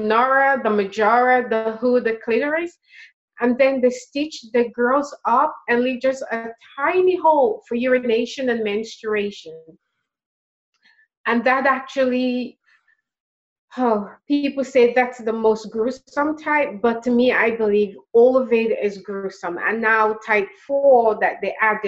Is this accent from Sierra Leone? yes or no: yes; Sierra Leone; moved away as an adult; also born or lived in United States; now in West Coast, United States; I am from Sierra Leone, West Africa, but I immigrated to the U.S. legally.